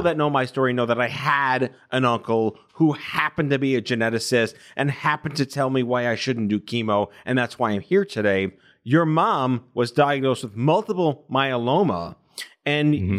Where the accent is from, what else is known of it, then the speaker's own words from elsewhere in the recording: New York, United States; also born or lived in Binghamton, New York; I'm born and raised in New York, but I went to upstate uh, Binghamton